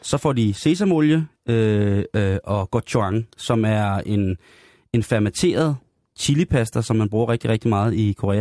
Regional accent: Denmark

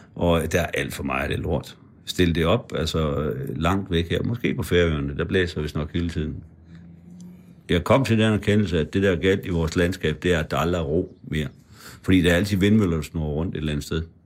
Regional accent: Frederikshavn, North Denmark Region, Denmark; moved away; Jeg voksede op uden for Frederikshavn og i Frederikshavn

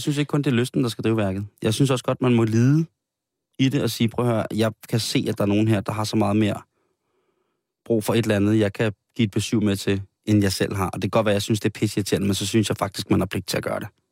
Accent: Denmark; som danskere

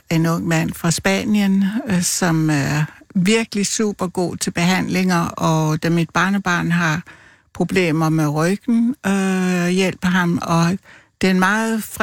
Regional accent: Central Denmark Region, Denmark; now in Copenhagen, Denmark; Øh, nej, altså jeg er født og opvokset i Vestjylland, men øh, jeg har boet her.

